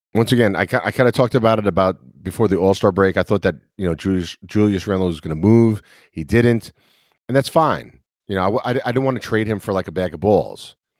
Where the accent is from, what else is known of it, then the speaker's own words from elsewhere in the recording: New York, United States; now in the South, United States; I'm from New York. I live in the South now